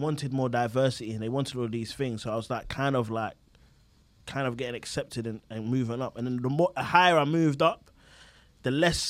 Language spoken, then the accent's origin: English; London, United Kingdom; I grew up in, obviously, Southeast London, Greenwich, Charlton.